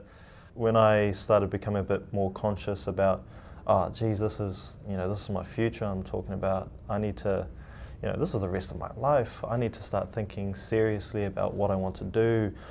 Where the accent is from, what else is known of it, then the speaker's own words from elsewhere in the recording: Auckland, New Zealand; also born or lived in Mitiaro, Cook Islands; I'm from the Cook Islands, in a little island called Metiaro. And I have grown up here in New Zealand